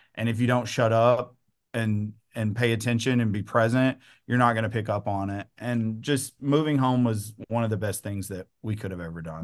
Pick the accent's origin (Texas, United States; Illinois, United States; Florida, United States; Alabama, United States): Texas, United States; Troup; moved away as an adult; also born or lived in Henderson, Texas / Fresno, California / The Woodlands, Texas / Dallas, Texas; now in Tyler, United States; I am born and raised Troop, Texas, which is about thirty minutes outside of Tyler.